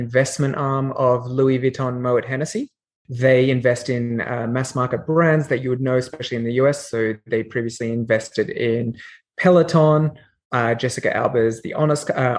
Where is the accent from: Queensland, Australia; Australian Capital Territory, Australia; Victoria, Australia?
Australian Capital Territory, Australia; Canberra; accent: Australian; moved away; also born or lived in Sydney; I'm Australian by origin, as you can tell from my accent. I grew up in Canberra and Sydney.